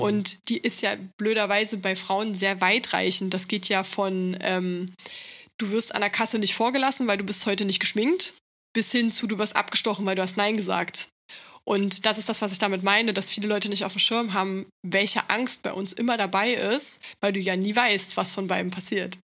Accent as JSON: {"language": "German", "region": "East Germany", "country": "Germany", "said": "ich komme aus Ostdeutschland"}